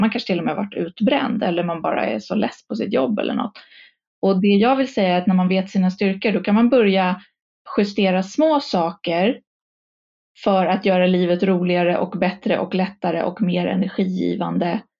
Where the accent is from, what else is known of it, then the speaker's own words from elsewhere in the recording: Stockholm, Stockholm County, Sweden; jag är stockholmare. Eh, born and raised